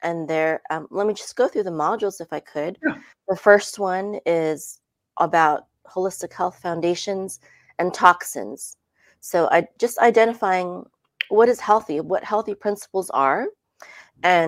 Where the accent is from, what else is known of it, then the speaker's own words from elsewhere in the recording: Philippines; also born or lived in California, United States; now in Dallas, United States; We moved here in 2014 from California, but I'm originally from the Philippines.